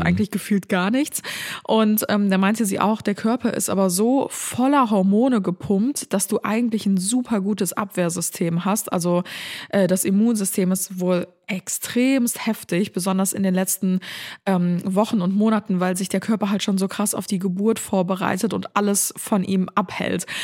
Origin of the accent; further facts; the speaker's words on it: Cologne, North Rhine-Westphalia, Germany; bei uns in Köln